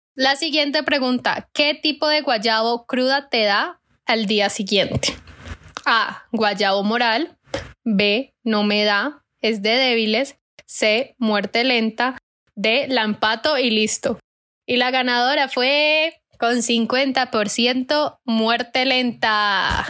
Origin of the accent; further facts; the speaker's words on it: Cali, Valle del Cauca, Colombia; como típico caleño